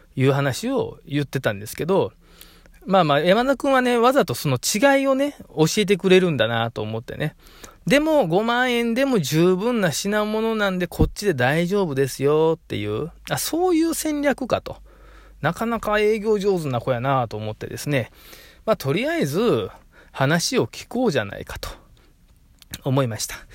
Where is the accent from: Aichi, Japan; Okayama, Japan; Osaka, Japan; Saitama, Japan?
Osaka, Japan; 大阪人ですからね